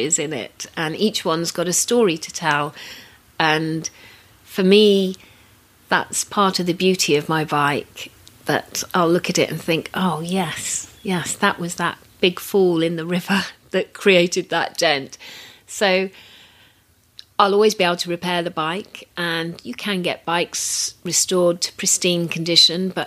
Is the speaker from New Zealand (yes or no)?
no; United Kingdom; I'm very British